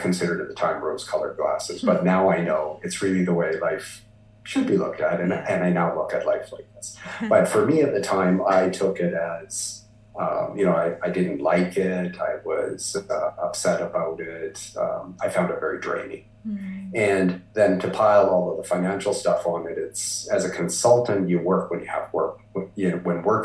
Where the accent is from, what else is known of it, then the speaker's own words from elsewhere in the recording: Vancouver, British Columbia, Canada; moved away; So I was born in Vancouver, BC, Canada. You know, and I continue to live in Canada, and I've lived across Canada.